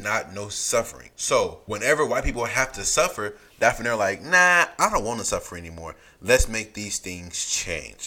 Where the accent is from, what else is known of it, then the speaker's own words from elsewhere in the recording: California, United States; We both grew up in California